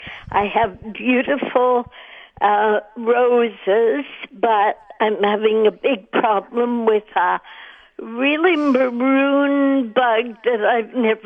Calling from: Winnipeg, Manitoba, Canada

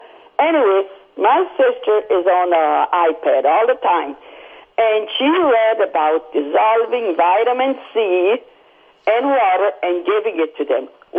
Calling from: Sydney, New South Wales, Australia

